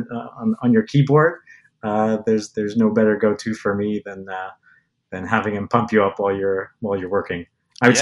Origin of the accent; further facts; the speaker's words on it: Montreal, Quebec, Canada; now in Toronto, Canada; living in Canada and growing up in Montreal